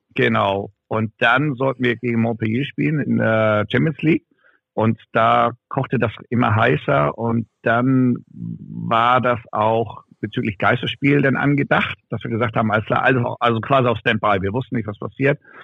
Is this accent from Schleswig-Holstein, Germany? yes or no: yes; Ramstedt, Schleswig-Holstein, Germany; in Ramstedt bin ich ja geboren und aufgewachsen, das ist ja nebenan